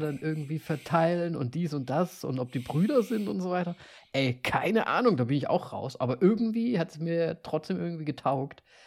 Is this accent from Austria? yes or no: yes; Austria; als Österreicher